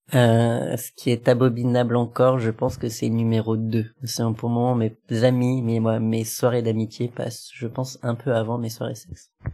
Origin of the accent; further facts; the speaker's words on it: Lyon, Auvergne-Rhône-Alpes, France; moved away as an adult; now in Paris, France; j'étais originaire de Lyon et puis là, je viens d'arriver sur Paris